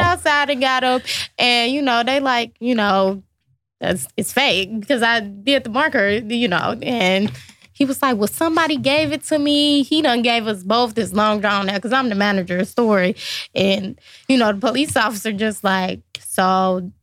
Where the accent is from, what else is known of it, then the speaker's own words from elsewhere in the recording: Lincoln Heights, Ohio, United States; I grew up in Lincoln Heights, obviously very small community